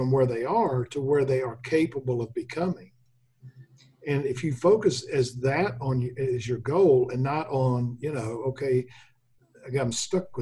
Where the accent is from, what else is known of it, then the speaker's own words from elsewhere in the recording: Memphis, Tennessee, United States; I grew up in Memphis